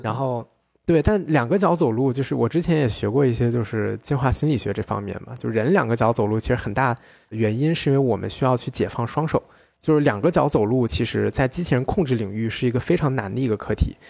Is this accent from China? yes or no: yes; China; 我们中国人概念里面的商人